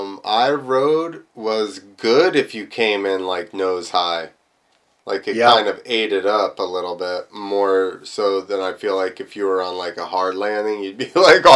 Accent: United States; I'm from America

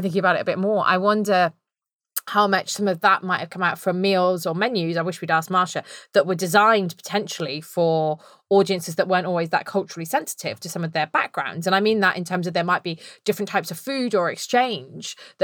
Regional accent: United Kingdom; accent: very British; my very British accent

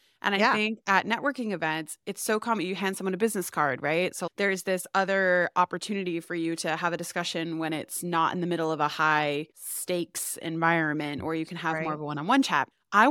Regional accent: Massachusetts, United States; now in United Kingdom; I'm from Massachusetts.

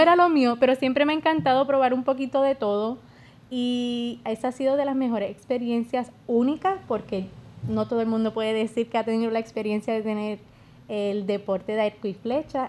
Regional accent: Yauco, Puerto Rico; yo soy de Yauco

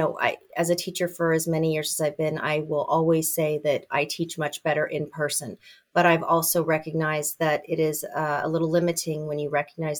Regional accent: California, United States; now in Indiana, United States; I came from California and then ended up in Indiana, and I taught at IU as an adjunct for a long time.

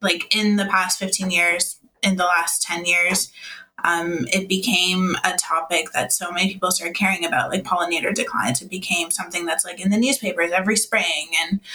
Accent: Toronto, Ontario, Canada; I didn't move too much out of Toronto. So I was born in Toronto

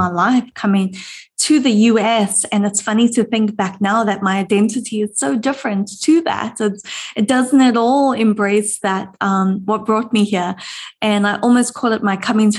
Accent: South Africa; moved away as an adult; now in United States; I am proudly South African

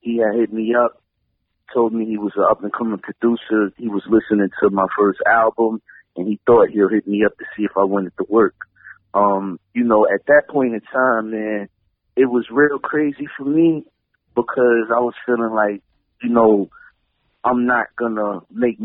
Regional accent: New York City, New York, United States; now in Newport News, United States; that I grew up in, an area in Brooklyn, Fort Greene

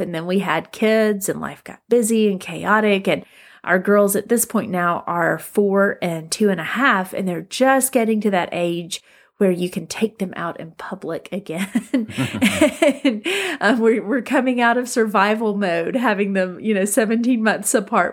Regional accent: Northwest Alabama, United States; moved away as an adult; also born or lived in Tuscaloosa, Alabama; now in Fort Worth, United States; we were both from very small towns up in Northwest Alabama, which were wonderful places to grow up

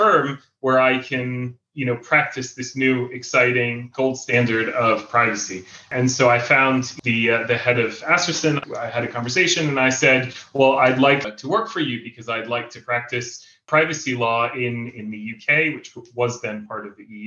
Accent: Jerusalem, Jerusalem District, Israel; I moved to Israel when I was 7 years old. I grew up here in Israel, in Jerusalem

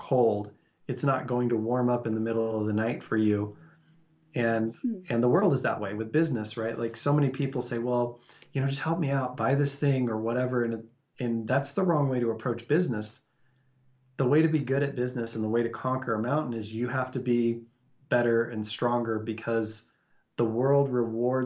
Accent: Salt Lake City, Utah, United States; I grew up and live in Salt Lake City, and we live right next to big, beautiful mountains

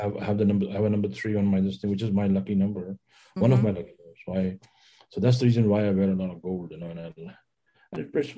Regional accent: New Delhi, Delhi, India; New Delhi.

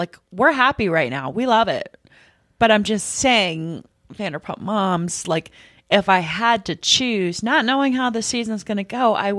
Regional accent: Seattle, Washington, United States; Well, you guys, I'm from Seattle.

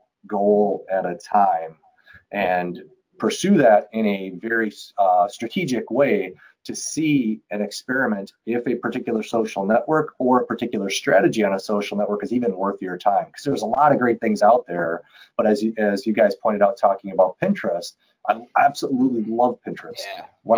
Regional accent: Milwaukee, Wisconsin, United States; I grew up in Milwaukee, so I'm a Brewers fan by nature

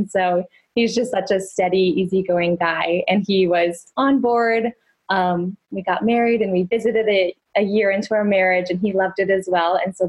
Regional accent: Rapid City, South Dakota, United States; moved away as an adult; also born or lived in Sioux Falls, South Dakota; now in South Carolina, United States; I live in South Carolina now. I grew up in Rapid City and then moved to Sioux Falls where I met Emily.

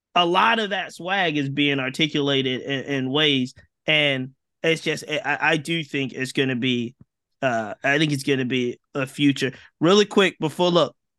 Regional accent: Virginia, United States; I'm from Virginia

